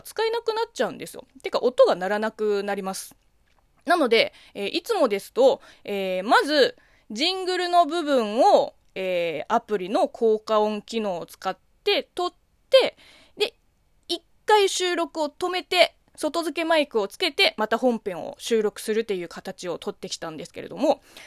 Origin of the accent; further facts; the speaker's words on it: China; moved away; 中国生まれ中 国育ちの私